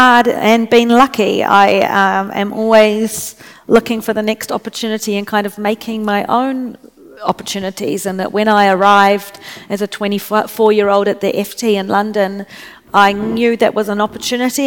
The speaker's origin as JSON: {"language": "English", "country": "New Zealand", "also_born_or_lived": "Washington, D.C. / China", "moved": "yes"}